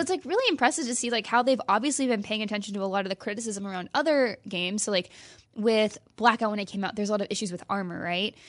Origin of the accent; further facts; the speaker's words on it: Midwest, United States; now in California, United States; I grew up in the Midwest.